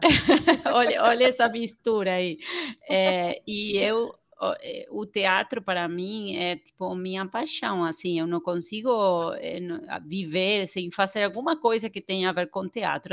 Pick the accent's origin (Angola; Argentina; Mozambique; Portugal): Argentina; Portuguese is a second language; moved away as an adult; now in Brazil; sou argentina